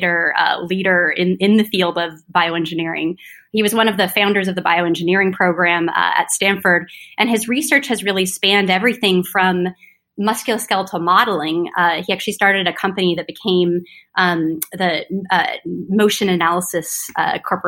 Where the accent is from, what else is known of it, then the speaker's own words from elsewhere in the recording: Toronto, Ontario, Canada; moved away as an adult; also born or lived in California; I was born in Toronto, Canada